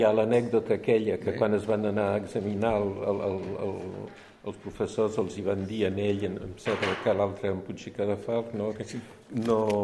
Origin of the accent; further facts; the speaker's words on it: France; first language French; Catalan is a second language; also born or lived in Champagne; jo vaig néixer a França, eh, vam anar a viure a Champagne